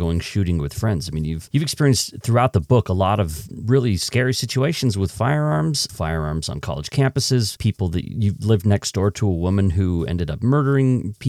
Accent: Utah, United States; I grew up here in Utah where there's a fairly robust gun culture

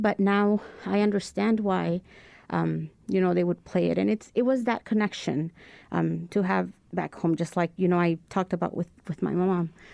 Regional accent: Reynosa, Tamaulipas, Mexico; now in Indianapolis, United States; I am from a city called Reynosa, which is a border town with southern Texas

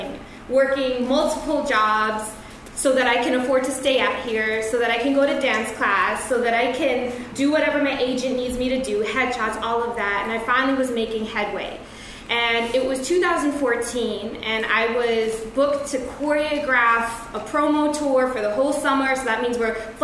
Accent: New York City, New York, United States; I'm a New Yorker

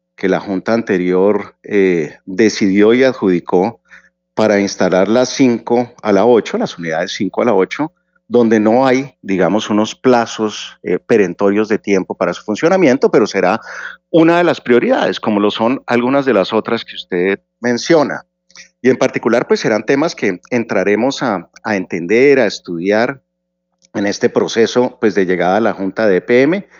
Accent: Colombia; como colombiano

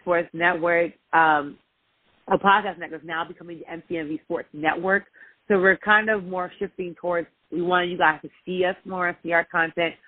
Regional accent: New York, United States; I'm from Northeast, so I'm from New York

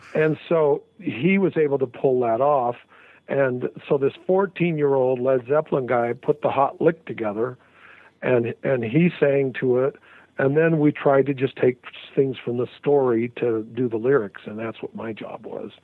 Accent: Salt Lake City, Utah, United States; moved away as an adult; also born or lived in Hollywood, California; I'm from Salt Lake

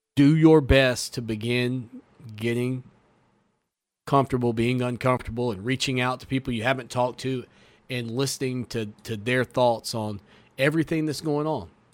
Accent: United States; as an American

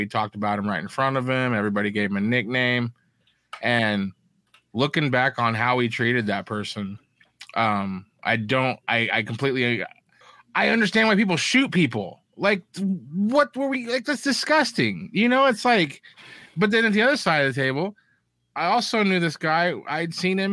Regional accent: Elkhart, United States; when I was growing up in Elkhart

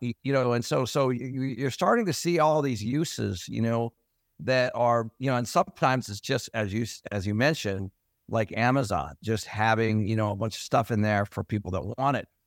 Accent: Everett, Washington, United States; I grew up in Everett

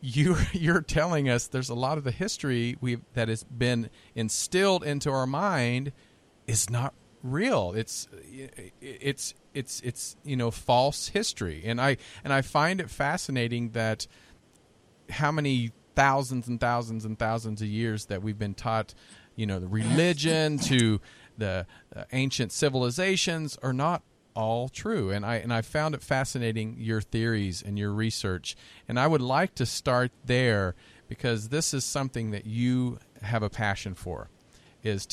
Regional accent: Kansas, United States; I come from Kansas

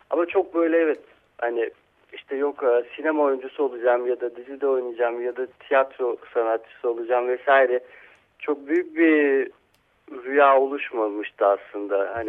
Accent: Istanbul, Turkey; E, İstanbul'da. İstanbul'da.

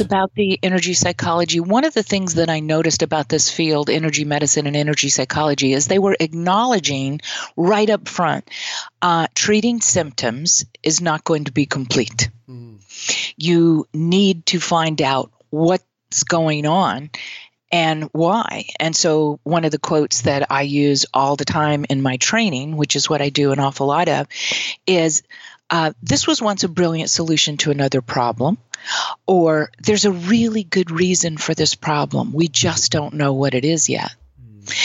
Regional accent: Mississippi, United States; now in New York City, United States; I'm from the Deep South. I'm from Mississippi

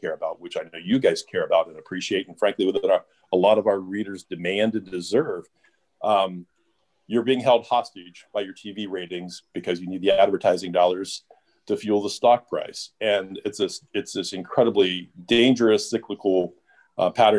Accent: Ohio, United States; now in Louisville, United States; My mom back in Ohio, I grew up in Ohio

